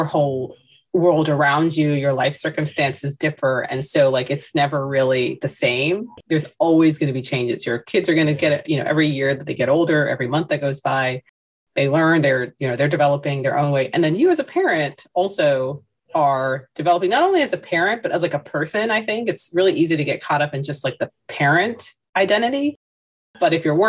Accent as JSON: {"language": "English", "country": "United States", "tie": "born or raised there", "said": "I am of Indian descent. I was born here"}